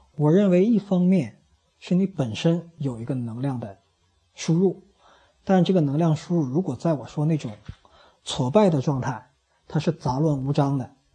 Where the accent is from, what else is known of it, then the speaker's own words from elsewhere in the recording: China; 我们中国人